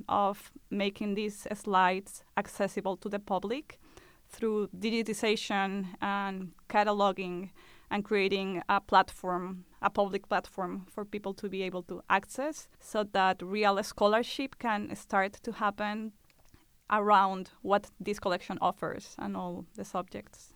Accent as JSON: {"language": "English", "country": "Colombia", "moved": "yes", "said": "Colombia, which is my home country"}